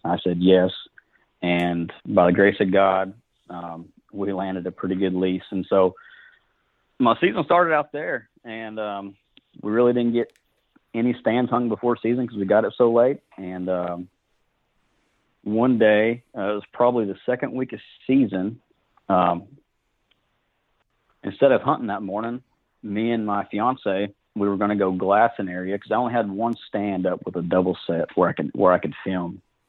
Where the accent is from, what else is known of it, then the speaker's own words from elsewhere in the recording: Fort Gibson, Oklahoma, United States; now in Muskogee, United States; I'm from Fort Gibson, Oklahoma. Live in Muskogee now.